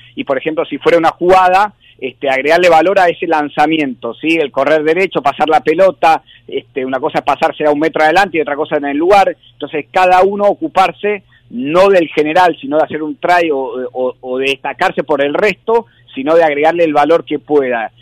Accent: Argentina

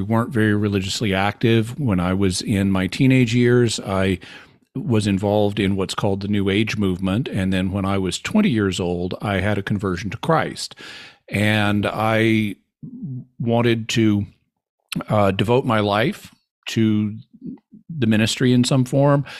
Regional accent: Arkansas, United States; moved away as an adult; also born or lived in California; I grew up here in Arkansas.

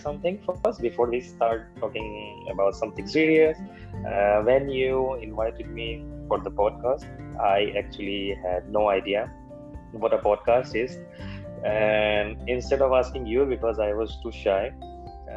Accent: India; I'm from India.

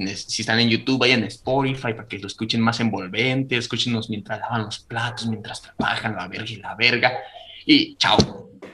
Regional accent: Michoacán, Mexico; eso está cerquita de mi pueblo

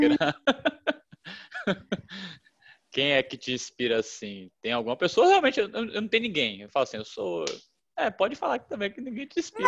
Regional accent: Salvador, Bahia, Brazil; moved away; eu ia para Salvador, que é minha terra

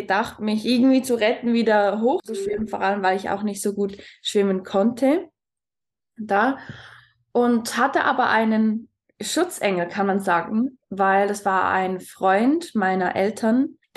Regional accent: Switzerland; moved away; Ich bin ursprünglich aus der Schweiz. Vielleicht wird der eine oder andere aus meiner Aussprache hören.

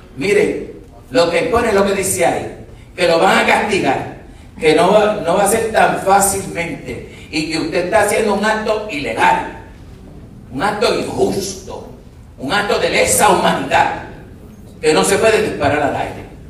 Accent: Puerto Rico; Nosotros somos parte de Puerto Rico

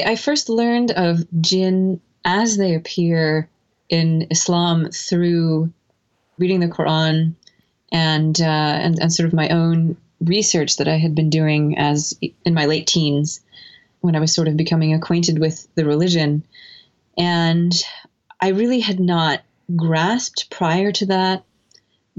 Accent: United States; moved away as an adult; also born or lived in Egypt / Seattle; growing up in the United States

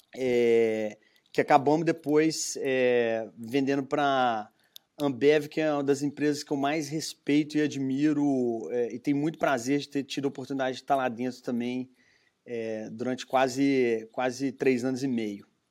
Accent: Belo Horizonte, Minas Gerais, Brazil; accent: mineiro; moved away as an adult; now in United States; vê pelo meu sotaque, sou de sou mineiro, né, de uhum. Belo Horizonte

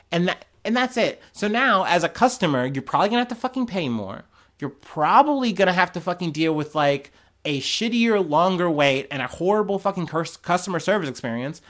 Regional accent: United States; I'm an American

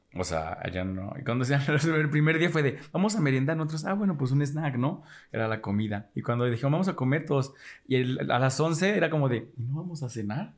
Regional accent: Mexico; soy mexicana

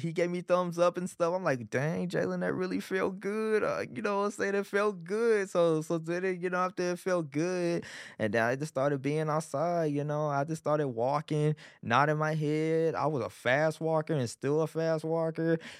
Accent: Arlington, Texas, United States; also born or lived in Beaumont, Texas / Irving, Texas; I got raised in Arlington, you know, and part of Irving

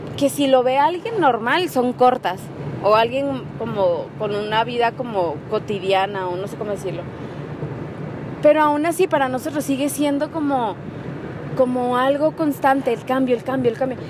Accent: Mexico; also born or lived in Mérida; soy mexicana

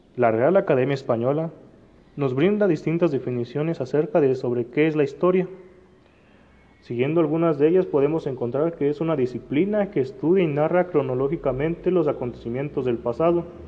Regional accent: Mexico; como mexicanos

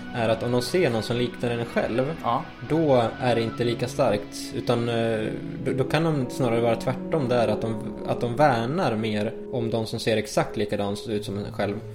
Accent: Sweden; jag är ju svensk

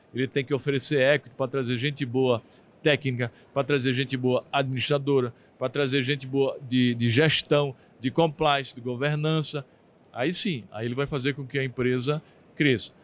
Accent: southern Paraíba, Brazil; sou do Sul, do Sul da Paraíba

